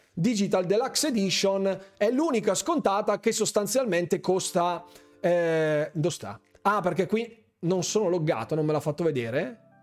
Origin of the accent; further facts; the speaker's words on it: Bergamo, Lombardy, Italy; io sono di Bergamo, lo sapete benissimo, in molti mi dicono ma di che provincia sei? Ecco, l'avevo già detto nella scorsa live, io sono di Bergamo